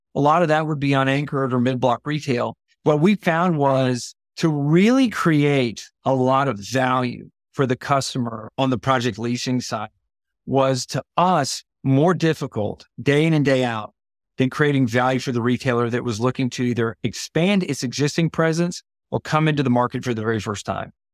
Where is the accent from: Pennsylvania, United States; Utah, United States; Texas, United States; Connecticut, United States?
Texas, United States; Houston; I grew up in Houston